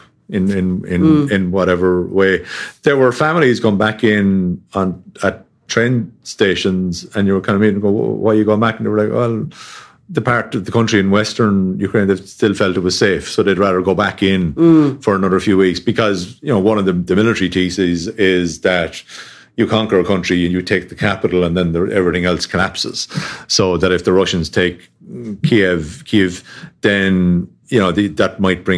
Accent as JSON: {"language": "English", "area": "Tipperary", "region": "Munster", "country": "Ireland", "tie": "born or raised there", "said": "I grew up down in Tipperary, which is about 2.5 hour drive from the border."}